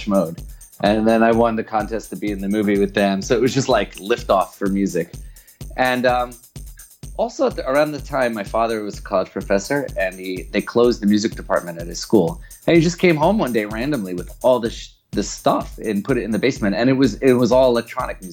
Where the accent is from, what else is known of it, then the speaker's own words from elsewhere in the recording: New York, United States; moved away as an adult; now in Berlin, Germany; I grew up in New York in the 80s